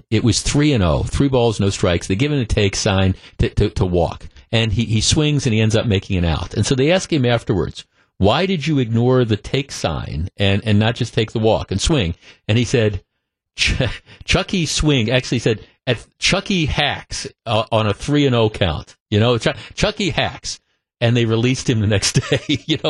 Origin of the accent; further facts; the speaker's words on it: Glendale, Wisconsin, United States; when we moved here when I was like 9 years old, and I grew up, I've told people, I grew up in Glendale, right by Nicolet High School, and Bayshore Shopping Center. At the time we moved here, which would be in the late 1960s